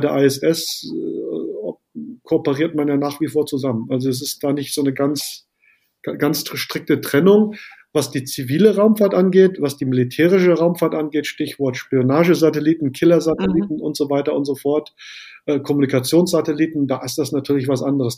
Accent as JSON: {"language": "German", "country": "Germany", "said": "bei uns in Deutschland"}